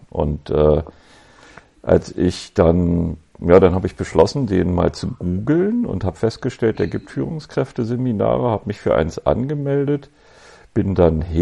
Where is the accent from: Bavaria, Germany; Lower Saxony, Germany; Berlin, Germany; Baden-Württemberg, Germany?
Berlin, Germany; ich bin Berliner Jung, äh, 1965 geboren in Westberlin